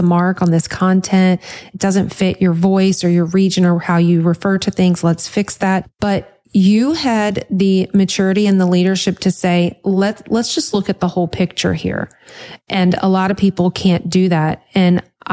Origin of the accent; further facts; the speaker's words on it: Louisiana, United States; I'm from Louisiana